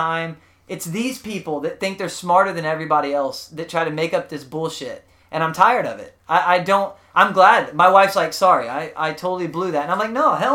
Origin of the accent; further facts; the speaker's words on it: South Texas, United States; I was from South Texas